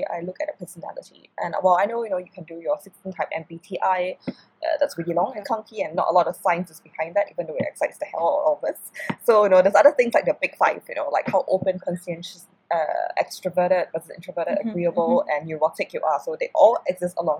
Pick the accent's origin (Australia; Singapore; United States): Singapore; I come from Singapore, I live in Singapore right now